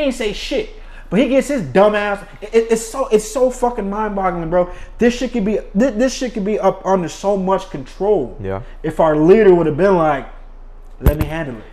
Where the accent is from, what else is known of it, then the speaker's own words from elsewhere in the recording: United States; as an American